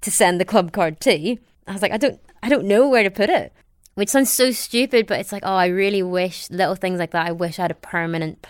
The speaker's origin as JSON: {"language": "English", "area": "County Down", "region": "Northern Ireland", "country": "United Kingdom", "tie": "born or raised there", "also_born_or_lived": "London", "accent": "Northern Irish", "moved": "as an adult", "said": "Although my face is Asian, I sound very much like I'm from County Down"}